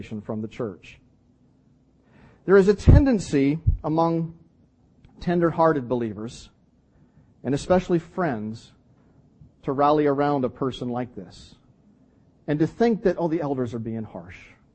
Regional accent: Canada; I'm Canadian

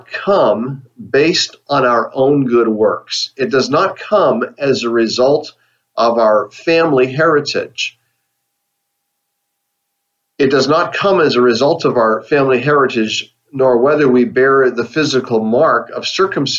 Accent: Canada; now in United States; I live in the USA, but I'm a Canadian citizen. But my ancestors are from Scotland

